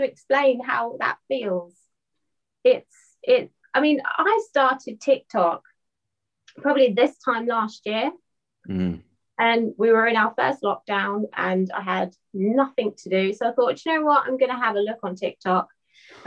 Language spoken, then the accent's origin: English; Norfolk, East of England, United Kingdom; I'm from a place called Norfolk, which is like on the coast